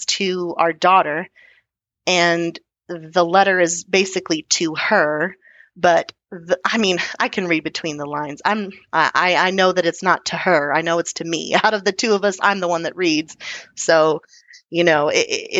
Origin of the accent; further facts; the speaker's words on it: Texas, United States; being Texan